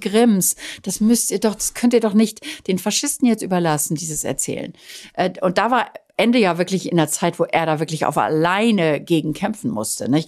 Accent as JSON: {"language": "German", "town": "Dorsten", "region": "North Rhine-Westphalia", "country": "Germany", "tie": "born or raised there", "moved": "yes", "lives_now": "Italy", "said": "der Heimatstadt, aus der ich ja immer weg wollte"}